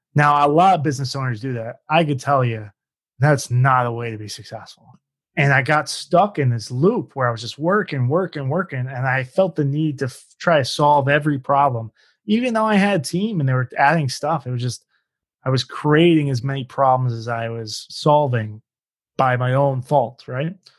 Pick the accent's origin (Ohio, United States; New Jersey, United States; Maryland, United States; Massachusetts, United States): Ohio, United States; Cincinnati; now in Phoenix, United States; I'm originally from Cincinnati